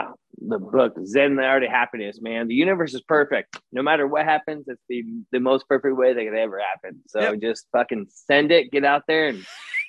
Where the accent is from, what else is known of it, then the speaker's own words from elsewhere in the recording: Massachusetts, United States; I'm from Massachusetts, Newark, and so that's where I'm gonna like travel back